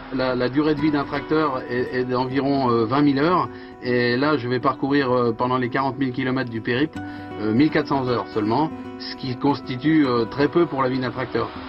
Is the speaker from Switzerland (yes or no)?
no; Sougy, Centre-Val de Loire, France; Je suis originaire de Beauce, donc euh, de, Sougy, quoi, dans le Loiret. Et j'ai été euh, bercé dans, l'agriculture euh, depuis tout jeune.